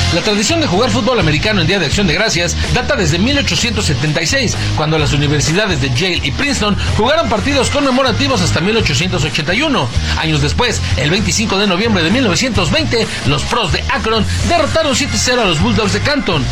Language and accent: Spanish; Mexico; uno como mexicano